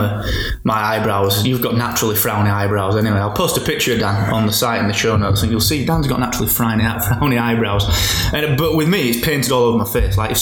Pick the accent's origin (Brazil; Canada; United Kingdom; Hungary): United Kingdom; Barnsley, Yorkshire and the Humber; accent: Barnsley; we both have like a really Barnsley accent